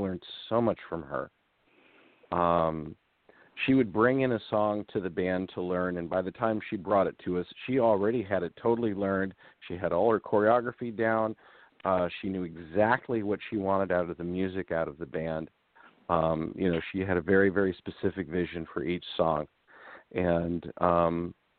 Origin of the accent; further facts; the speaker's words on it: United States; being from America and being English speaking